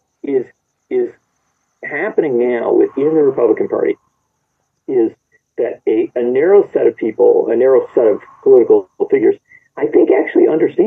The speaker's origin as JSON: {"language": "English", "region": "Wisconsin", "country": "United States", "said": "I come from Wisconsin"}